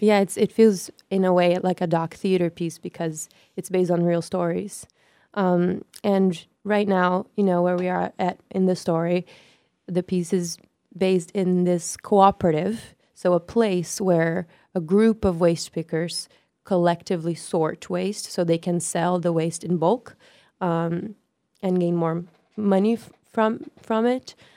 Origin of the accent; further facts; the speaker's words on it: Brazil; moved away as an adult; also born or lived in North Carolina; now in New York, United States; I am born and raised in Brazil. I came to the U.S. six years ago um, to study in North Carolina.